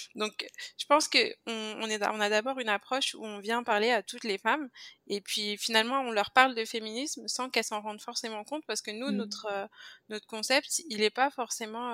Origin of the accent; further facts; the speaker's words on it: France; moved away as an adult; also born or lived in Guadeloupe (parents' origin); now in Montreal, Canada; je viens de la France, ça, ça doit s'entendre.